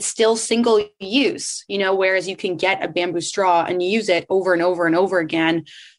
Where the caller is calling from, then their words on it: Tofino, British Columbia, Canada; I'm calling in from Tofino, BC.